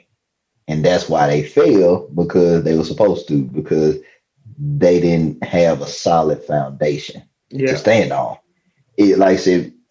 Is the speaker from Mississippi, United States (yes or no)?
yes; Mississippi, United States; also born or lived in Louisiana; when we moved from Louisiana to Mississippi